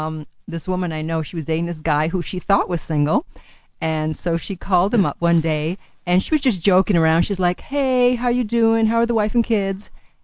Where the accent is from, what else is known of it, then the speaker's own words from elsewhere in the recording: Italy; first language Italian; English is a second language; moved away; Since I was born in Italy, I knew how to speak Italian first. And then I studied French in school, and then the Spanish is self-taught.